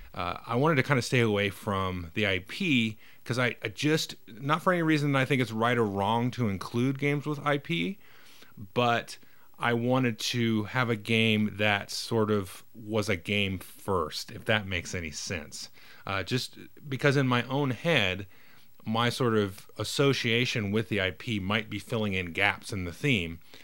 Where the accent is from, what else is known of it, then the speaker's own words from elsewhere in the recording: United States; I, as an American